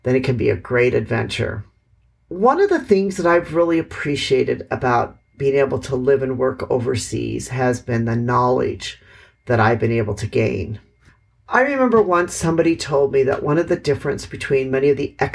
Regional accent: Milwaukee, Wisconsin, United States; moved away as an adult; also born or lived in Hanoi, Vietnam; now in Vietnam; I am from Milwaukee, Wisconsin

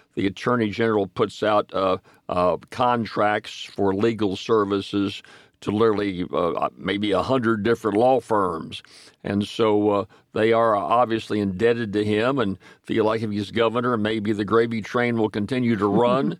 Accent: Ferriday, Louisiana, United States; from Faraday

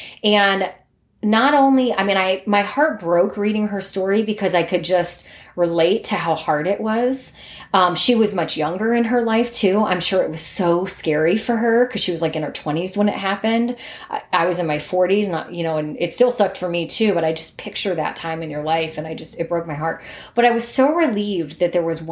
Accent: Cleveland, Ohio, United States; I'm from the Cleveland area. I went to high school and college there

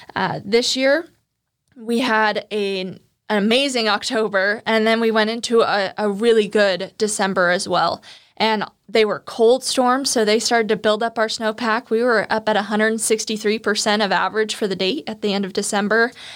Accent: Turlock, California, United States; also born or lived in Santa Barbara; I would come back to Turlock, my hometown, during the summers

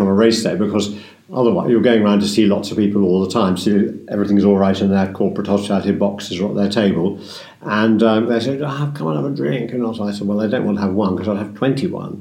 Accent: Oxford, South East England, United Kingdom; moved away; I grew up in Oxford, as I said, and so I hunted with the Bicester there from when my first memories, really, when I was, 8 till we moved up here

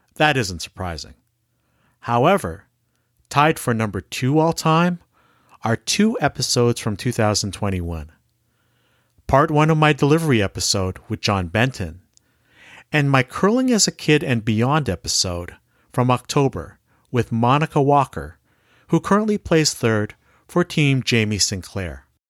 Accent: Canada; I'm Filipino Canadian

